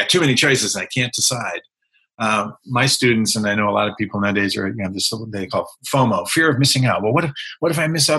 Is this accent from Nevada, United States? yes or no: no; outside of Boston, Massachusetts, United States; moved away as an adult; I grew up on the East Coast. I grew up outside of Boston